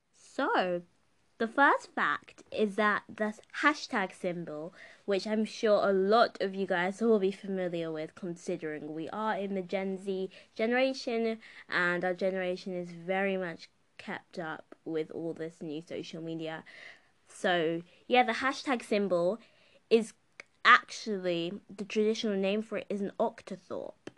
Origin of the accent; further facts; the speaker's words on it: United Kingdom; the country where I'm growing up in and living in and living in was a colonizer